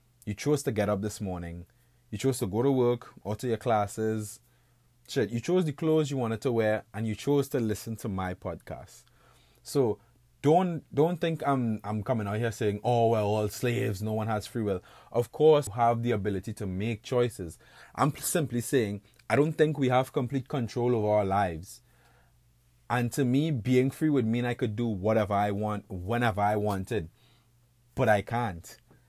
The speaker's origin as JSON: {"language": "English", "country": "Trinidad & Tobago", "tie": "born or raised there", "lives_now": "Buffalo, United States", "said": "I was born and raised in the Caribbean, to an island state called Trinidad and Tobago. You know, currently I'm living in Buffalo, New York. That's like upstate western New York."}